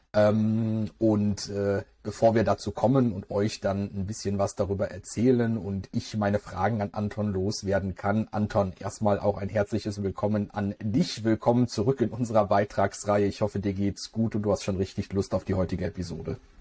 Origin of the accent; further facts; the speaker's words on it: Germany; bei uns in Deutschland